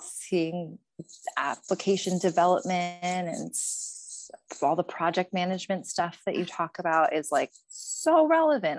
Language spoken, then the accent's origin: English; Pennsylvania, United States; moved away as an adult; now in Spokane, United States; I'm originally from Pennsylvania